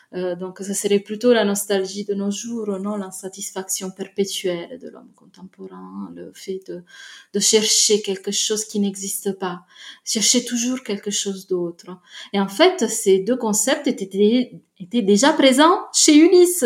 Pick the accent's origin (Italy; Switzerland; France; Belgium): Italy; Naples, Campania; je viens de Naples